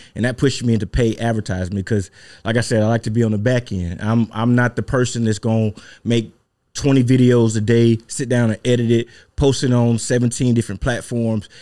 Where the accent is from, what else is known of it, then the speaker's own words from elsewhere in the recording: Mississippi, United States; born and raised in Mississippi.